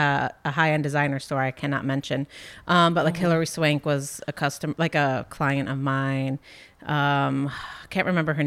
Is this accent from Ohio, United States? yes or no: yes; between Akron and Cleveland, Ohio, United States; moved away; I lived like literally everywhere between Akron and Cleveland.